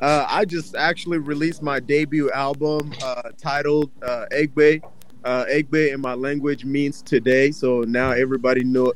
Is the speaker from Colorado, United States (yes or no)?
no; Portland, Oregon, United States; also born or lived in Togo; my native tongue, coming from Togo, West Coast Africa, and also influenced by, you know, Portland, Oregon, influenced by, you know, my surroundings, you know, influenced by growing up in North Portland, you know, St. John's